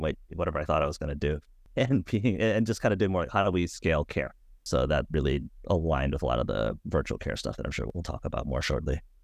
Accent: Hawaii, United States; moved away; I'm from Hawaii originally, back home with one of the local hospitals

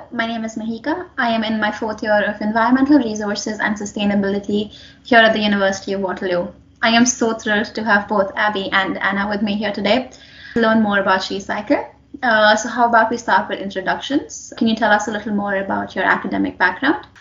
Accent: India; moved away; I've grown up in a developing country. Uh, I'm from India, and we were never taught about menstruation in high school, in middle school

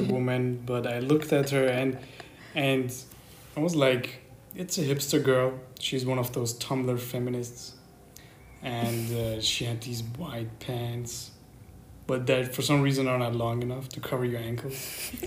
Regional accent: Germany; also born or lived in Iran; And the difference is I grew up here

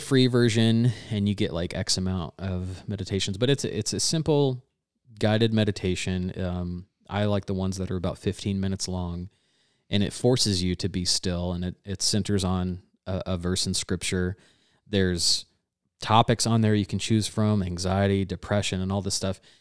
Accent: Georgia, United States; growing up in Georgia

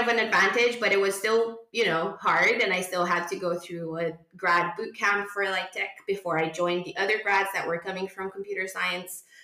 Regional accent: Romania; also born or lived in Barcelona, Spain; now in Glasgow, United Kingdom; I'm originally from Romania, but I live in the UK currently in Scotland.

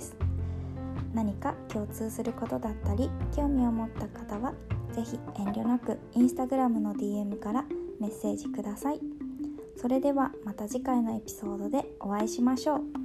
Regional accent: Kagoshima, Japan; 鹿児島の田舎の方で生まれ育ちました

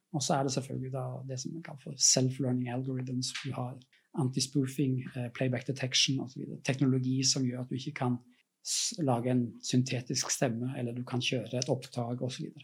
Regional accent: Norway; moved away; bor ikke jeg i Norge, sånn jeg, men jeg er norsk

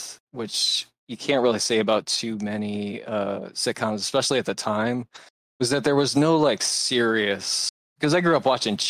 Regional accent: Port Huron, Michigan, United States; moved away as an adult; now in Portland, United States; I came from Port Huron, Michigan.

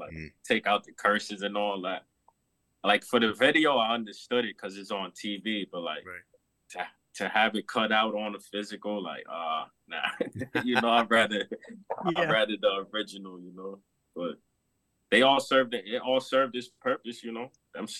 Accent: Corona, New York, United States; Because I'm from Corona. They're like the only rappers that blew up in Corona like that.

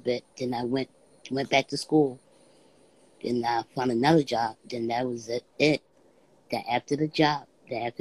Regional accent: Philadelphia, Pennsylvania, United States; I came from Philadelphia, PA.

